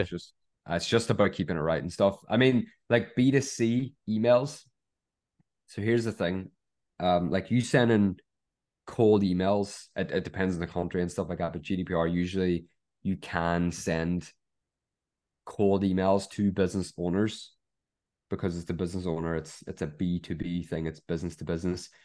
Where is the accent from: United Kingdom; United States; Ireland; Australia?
Ireland; we're all Irish